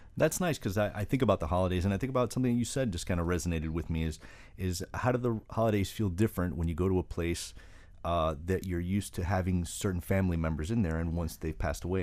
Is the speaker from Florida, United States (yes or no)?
yes; Miami, Florida, United States; the hospital where I was born in Miami